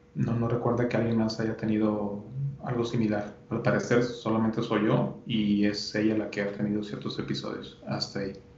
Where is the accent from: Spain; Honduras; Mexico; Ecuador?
Mexico; Monterrey, Nuevo León; yo soy de, aquí de Monterrey